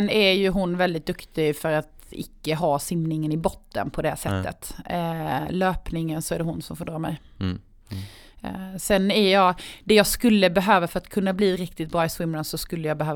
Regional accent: Karlshamn, Blekinge, Sweden; Det är hemma i Karlshamn.

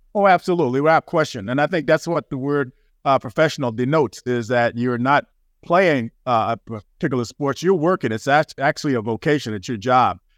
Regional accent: Greenville, South Carolina, United States; moved away; I was a country boy. I'm from Greenville, South Carolina originally.

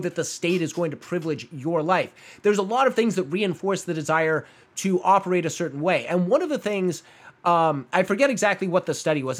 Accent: Phoenix, Arizona, United States; moved away; my hometown mall

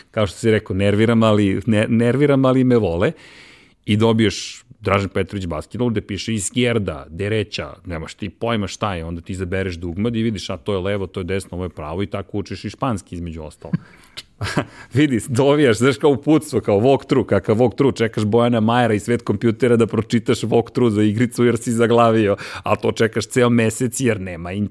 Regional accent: Belgrade, Serbia; also born or lived in Višegradska Street, Belgrade; I sad Zemunci me ne priznaju kao svog, jer nisam rođen u Zemunu, rođen sam u Višegradskoj, dakle, na strani ove, reke, sa ove strane reke i ti nisi Zemunac, ali si odrast u Zemunu.

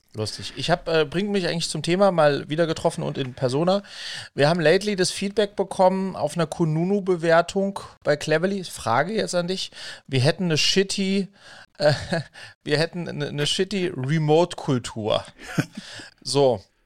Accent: Wiesbaden, Hesse, Germany; mit dem bin ich quasi in Wiesbaden zusammen aufgewachsen

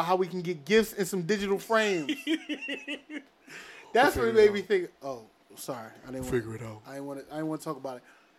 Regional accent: Philadelphia, Pennsylvania, United States; we're from Philly. We're not from London.

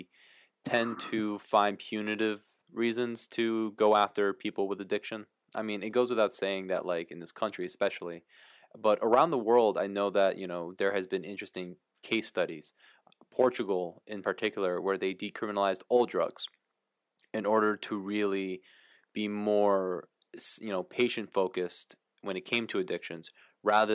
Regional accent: Paraguay; moved away; I was born in Latin America, I was born in Paraguay

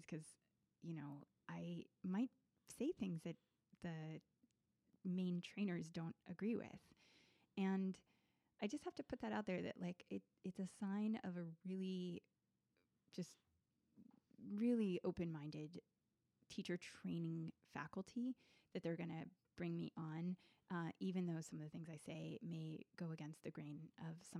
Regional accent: Richmond, Virginia, United States; also born or lived in Washington, District of Columbia, United States; when I moved out of DC back to Richmond, Virginia, my hometown

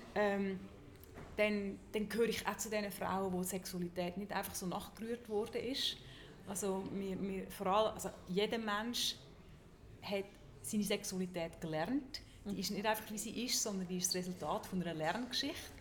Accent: Zug, Switzerland; ich bin in Zug aufgewachsen

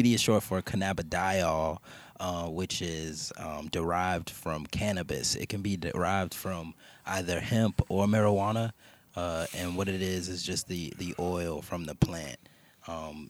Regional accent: Chicago, Illinois, United States; I'm from Chicago. I'm from the West

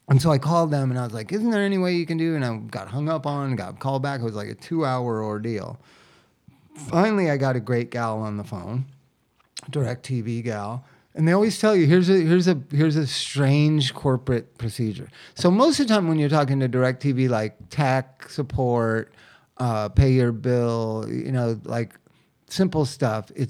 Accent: United States; I'm an American

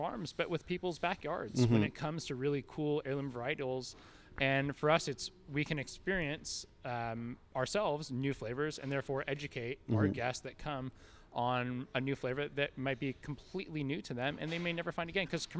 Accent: Napa, California, United States; I was born and raised in Napa

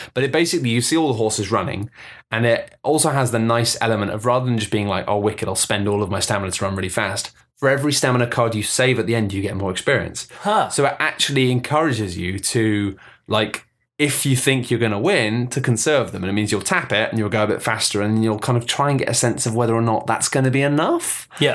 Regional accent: United Kingdom; we're British

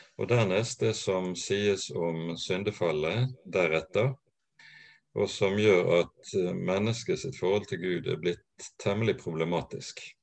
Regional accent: Bergen, Vestland, Norway; Ellers så er jeg bergenser. Jeg eh, vokste opp på Landås.

